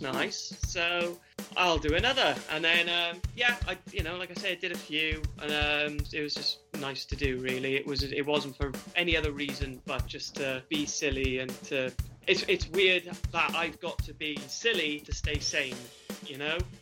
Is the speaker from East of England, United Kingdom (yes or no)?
no; the Valleys, South Wales, United Kingdom; also born or lived in Cardiff; born in Cardiff, raised in the valleys